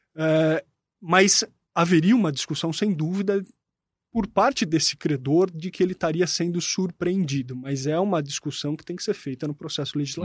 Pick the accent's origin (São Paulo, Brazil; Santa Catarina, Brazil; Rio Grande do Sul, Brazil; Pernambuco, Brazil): São Paulo, Brazil; Jundiaí; E eu sou de Jundiaí, meu clube é o Paulista de Jundiaí